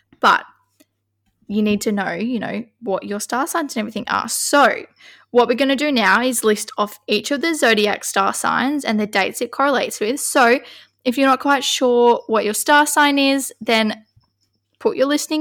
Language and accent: English; Kalgoorlie, Western Australia, Australia; I was born in Kalgoorlie on the 2nd of August 2000.